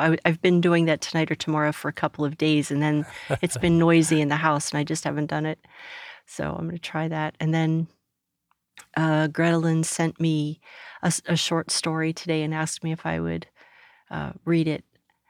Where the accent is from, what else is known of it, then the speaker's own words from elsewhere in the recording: Pittsburgh, Pennsylvania, United States; in Pittsburgh, so yeah, I am from around here, but not from Texas.